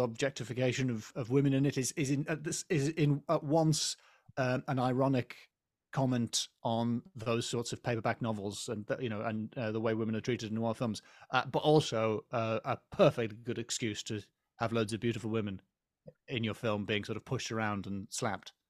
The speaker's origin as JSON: {"language": "English", "region": "England", "country": "United Kingdom", "said": "as an English person"}